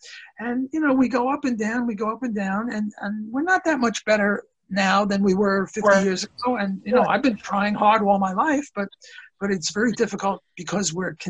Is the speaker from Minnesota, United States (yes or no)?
no; New York City, New York, United States; Because we're both from Brooklyn